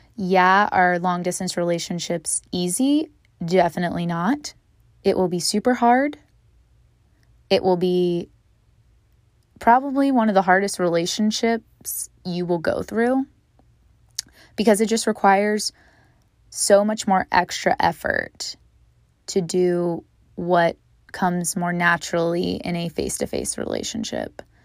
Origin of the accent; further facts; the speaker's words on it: Virginia, United States; now in Hawaii, United States; my hometown of Virginia